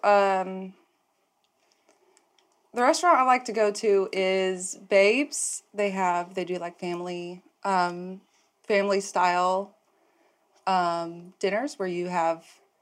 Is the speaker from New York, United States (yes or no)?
no; Texas, United States; accent: Texas; moved away; also born or lived in San Francisco; I am from Texas.